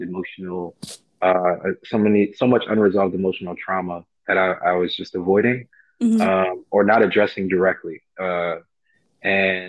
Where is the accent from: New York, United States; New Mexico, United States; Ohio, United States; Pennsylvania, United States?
New York, United States; New York City; I'm from Far Rockaway, Queens